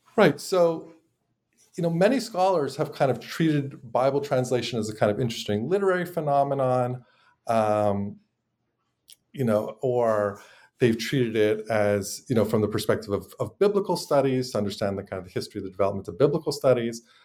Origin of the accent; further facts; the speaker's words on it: Montreal, Quebec, Canada; moved away as an adult; now in United States; but I'm originally from Montreal.